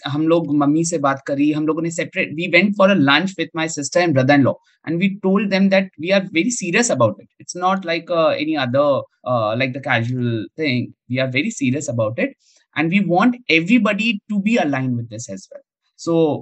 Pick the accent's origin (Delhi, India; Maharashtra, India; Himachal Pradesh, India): Delhi, India; मैं तो दिल्ली वाला हूँ